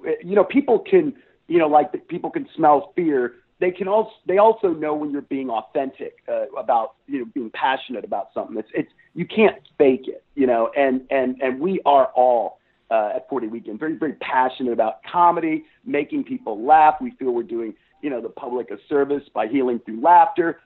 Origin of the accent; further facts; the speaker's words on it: Columbus, Ohio, United States; moved away as an adult; now in Texas, United States; I grew up in Ohio